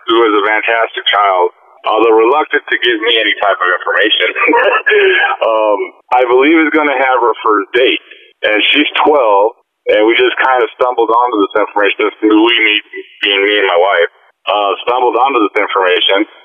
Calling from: Michigan, United States; I'm calling from Michigan.

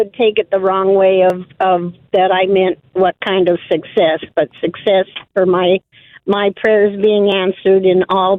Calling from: Arizona, United States

